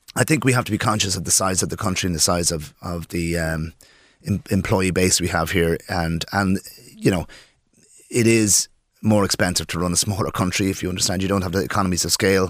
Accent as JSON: {"language": "English", "town": "Dublin", "region": "Leinster", "country": "Ireland", "also_born_or_lived": "Poland", "moved": "as an adult", "lives_now": "Birr, Ireland", "said": "I'm from Dublin, um, I lived in Dublin between Poland, et cetera, for most of my life"}